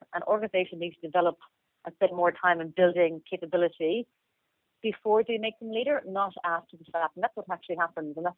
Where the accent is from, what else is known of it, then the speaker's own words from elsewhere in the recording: Limerick, Munster, Ireland; moved away as an adult; also born or lived in Dublin / Australia; I'm originally from Limerick